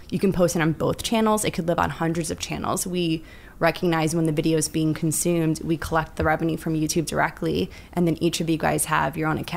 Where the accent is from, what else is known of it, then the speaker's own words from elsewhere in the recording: Bobruisk, Mogilev Region, Belarus; now in United States; We're both from Bobruisk area and our families, Russian immigrants to the states.